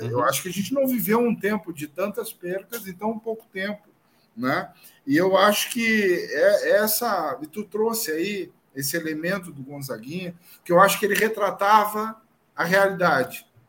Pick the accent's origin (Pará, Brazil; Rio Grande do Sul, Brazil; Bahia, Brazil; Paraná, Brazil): Rio Grande do Sul, Brazil; Pelotas; eu sou de Pelotas